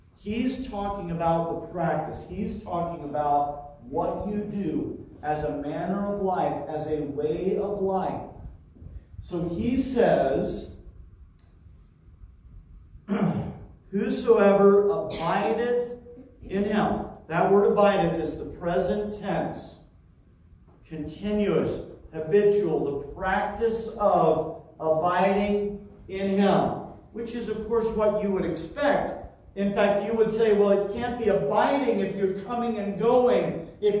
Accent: Terre Haute, Indiana, United States; moved away; my hometown in Terre Haute, Indiana

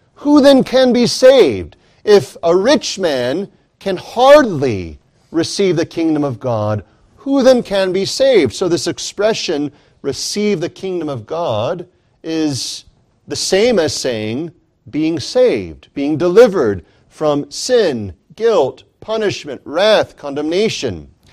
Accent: United States; I am in this nation, in this society, in this civilization merely because I was born here

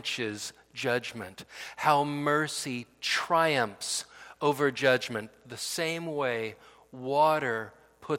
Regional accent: Fresno, California, United States; I grew up in Fresno

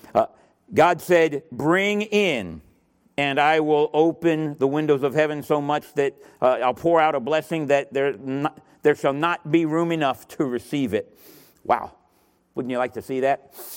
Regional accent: Miami, Florida, United States; moved away; also born or lived in Sydney, Australia; I'm from Miami, Florida

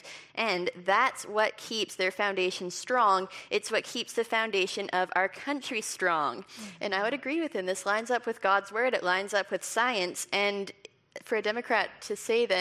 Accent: Canada; I'm Canadian

